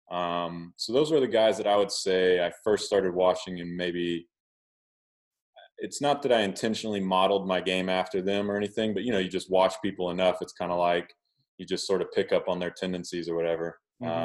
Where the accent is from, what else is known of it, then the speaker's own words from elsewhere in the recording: Oklahoma, United States; I grew up in Oklahoma